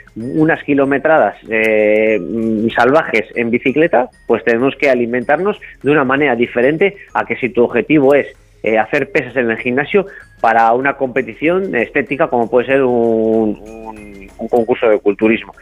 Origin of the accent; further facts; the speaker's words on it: Cantabria, Spain; soy de Cantabria, de, la zona de Cicero, Colindres, Laredo